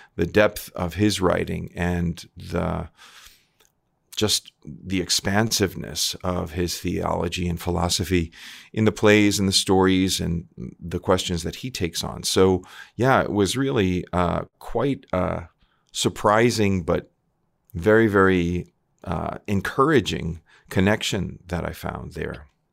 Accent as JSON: {"language": "English", "area": "Long Island", "region": "New York", "country": "United States", "also_born_or_lived": "Milwaukee, Wisconsin", "moved": "as an adult", "said": "I'm from Long Island originally, New, Long Island, New York"}